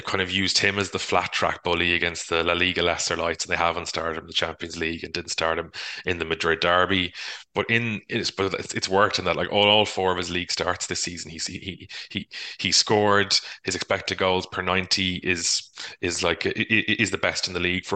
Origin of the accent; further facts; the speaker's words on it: Ireland; as Irish people